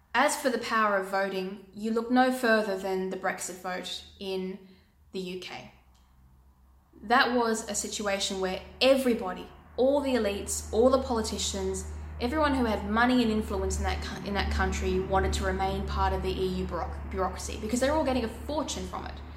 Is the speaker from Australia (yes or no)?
yes; Australia